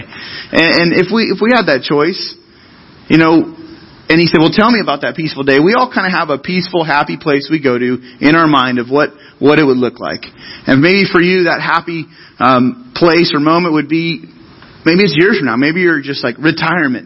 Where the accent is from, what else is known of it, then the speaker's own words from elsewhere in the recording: Central Coast, California, United States; I grew up on the Central Coast